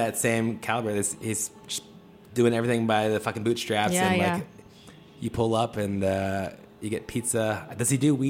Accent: Detroit, Michigan, United States; now in Washington, United States; I grew up in Detroit

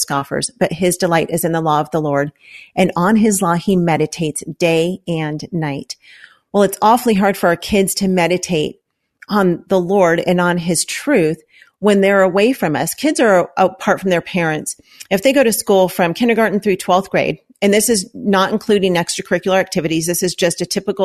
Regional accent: Los Angeles, California, United States; we're from Los Angeles

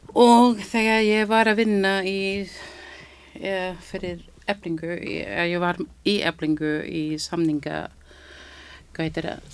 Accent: Philippines; Icelandic is a second language; now in Iceland; ég er frá Filipsheim þarna við erum með Filipsheimsku tungumál líka sem við notum

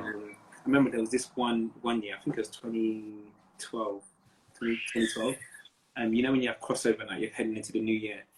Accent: Nigeria; I'm Nigerian. Um, Nigerian. Both, both my parents are Yoruba

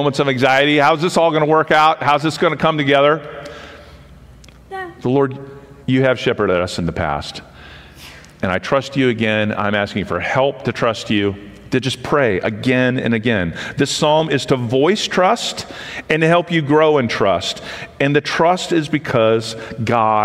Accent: Western Pennsylvania, United States; I grew up in Western Pennsylvania, outside a small college town

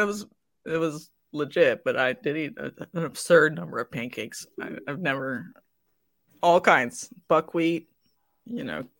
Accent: West Virginia, United States; I'm from West Virginia

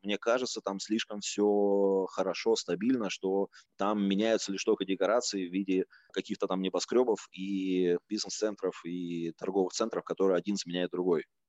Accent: Novosibirsk, Novosibirsk Oblast, Russia; moved away as an adult; also born or lived in United States; Я сам родом из Новосибирска, я покинул родной город, когда мне было 19 лет

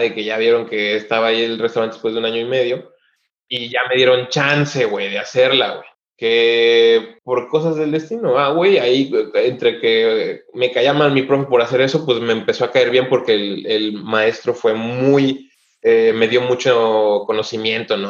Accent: Oaxaca, Mexico; moved away as an adult; now in Düsseldorf, Germany; soy de Oaxaca

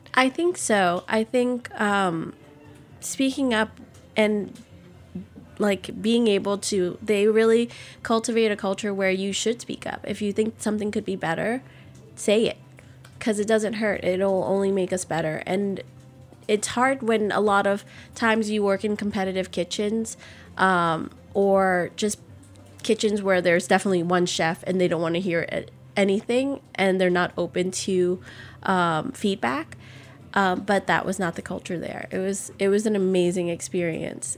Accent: New Orleans, Louisiana, United States; born or raised there

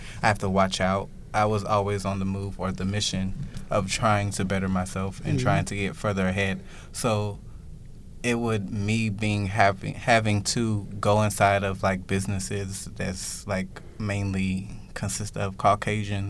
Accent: Georgia, United States; now in New York City, United States; I grew up in Georgia. So Georgia is like a southern state

